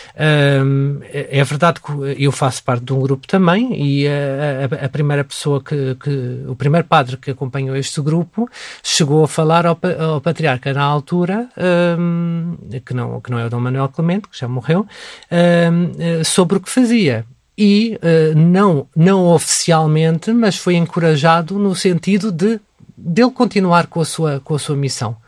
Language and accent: Portuguese; Portugal; sou católico porque nasci em Portugal e porque nasci no seio de uma família católica